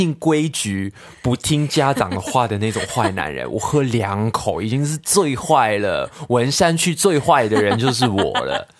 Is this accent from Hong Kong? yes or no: yes; Hong Kong; 其实我明明我也没有讲话，没有没有做什么，他根本没可能知道我是香港人来的